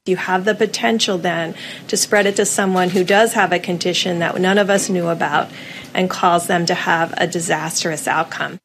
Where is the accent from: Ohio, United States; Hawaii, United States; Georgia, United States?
Hawaii, United States; here in my home state